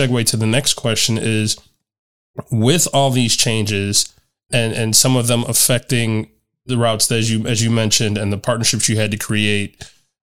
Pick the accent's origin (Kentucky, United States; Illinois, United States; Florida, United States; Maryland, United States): Illinois, United States; Chicago; moved away; my hometown of Chicago